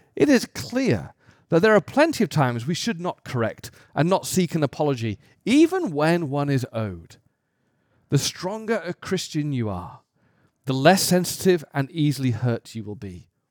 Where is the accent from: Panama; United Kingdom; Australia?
United Kingdom; as a British person